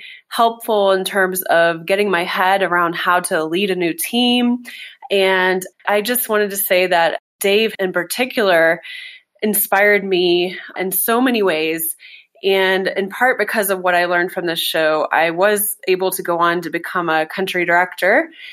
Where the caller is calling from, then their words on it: Kenya; also born or lived in East Timor; I'm recording this from Kenya. I was originally in East Timor when I began listening to Coaching for Leaders.